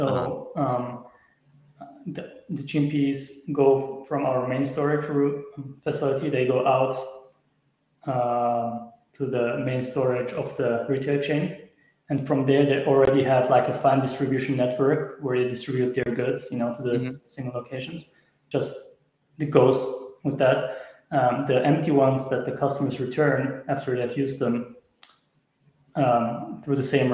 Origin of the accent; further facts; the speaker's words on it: Switzerland; I'm from Switzerland, and we started in Switzerland